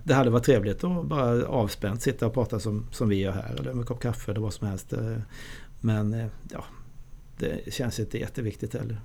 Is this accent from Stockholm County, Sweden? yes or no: no; Tingsryd, Kronoberg County, Sweden; moved away; also born or lived in Switzerland; jag kommer från eh, ett ställe i, Småland, jag är född i Tingsryd